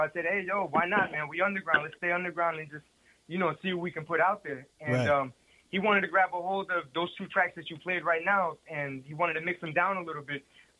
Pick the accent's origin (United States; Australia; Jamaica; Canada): United States; Brooklyn, New York; now in Charlotte, United States; Originally Brooklyn, but right now I'm in the Chuck. I'm in Charlie O.